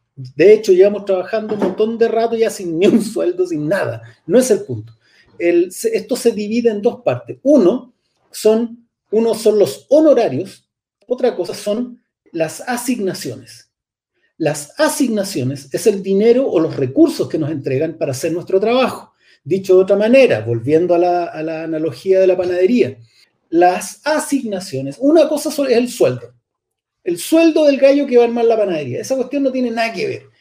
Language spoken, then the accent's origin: Spanish; Chile; somos finalmente pueblo de Chile